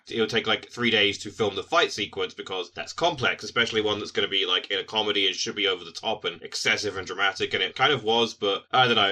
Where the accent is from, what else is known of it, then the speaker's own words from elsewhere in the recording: United Kingdom; us as British people